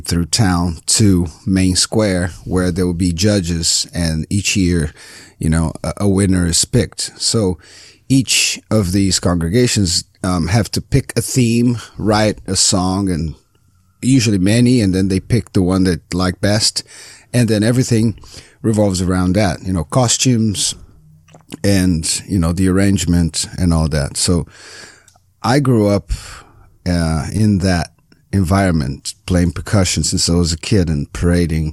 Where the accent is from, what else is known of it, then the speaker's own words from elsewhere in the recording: Rio de Janeiro, Brazil; English is a second language; moved away as an adult; now in Los Angeles, United States; I'm from Rio, Brazil. I've been here for about 13 years now